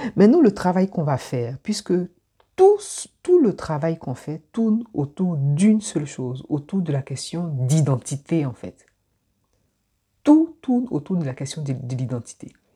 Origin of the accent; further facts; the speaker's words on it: Abidjan, Côte d’Ivoire; moved away; je suis né à Abidjan, j'ai grandi à Abidjan, je suis d'origine ivoirienne.